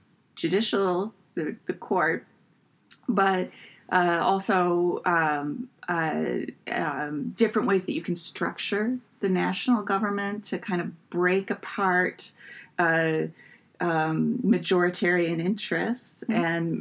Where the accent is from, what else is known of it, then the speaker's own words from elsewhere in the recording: United States; as an American